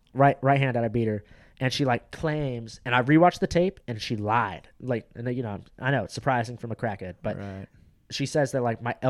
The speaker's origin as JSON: {"language": "English", "area": "Orange County", "region": "California", "country": "United States", "said": "I'm from Orange County."}